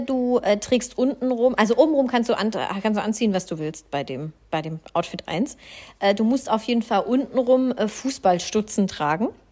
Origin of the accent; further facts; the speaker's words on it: Swabia, Baden-Württemberg, Germany; Ich komme ja aus dem Schwabenland